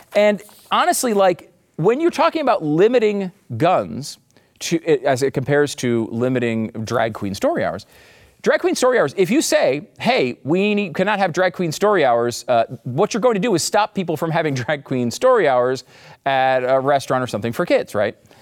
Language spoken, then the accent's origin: English; United States; As an American